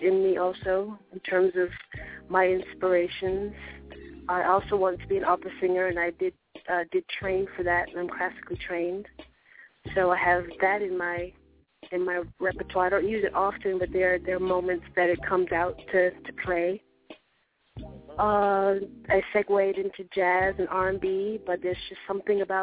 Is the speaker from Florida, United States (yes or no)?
yes; Miami, Florida, United States; born and raised in Miami